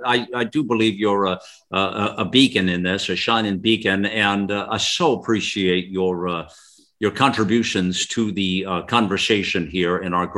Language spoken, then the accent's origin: English; United States; listen, I'm as American as she is as American as I am American.